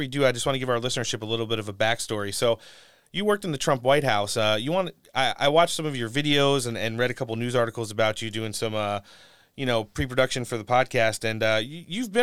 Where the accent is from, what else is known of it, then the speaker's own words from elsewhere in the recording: New Jersey, United States; now in San Diego, United States; I'm originally from North Jersey. I'm living in San Diego now